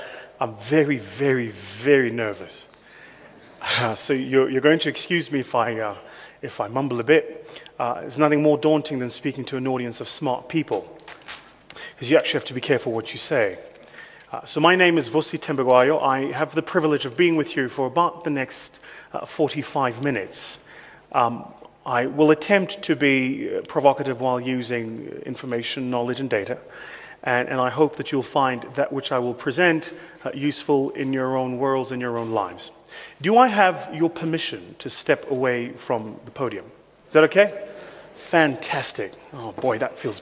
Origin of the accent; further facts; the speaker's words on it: Benoni, Gauteng, South Africa; I come from Benoni